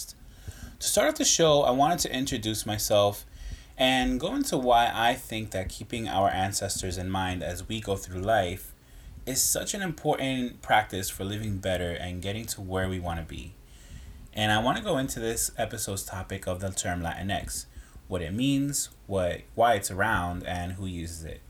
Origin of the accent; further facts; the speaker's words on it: Hudson County, New Jersey, United States; I was born and raised in Hudson County, New Jersey